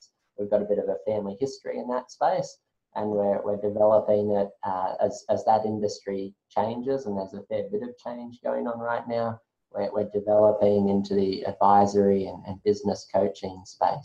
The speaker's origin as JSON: {"language": "English", "town": "Brisbane", "region": "Queensland", "country": "Australia", "tie": "born or raised there", "said": "I've grown up on the south side of Brisbane for most of my life. So long time native."}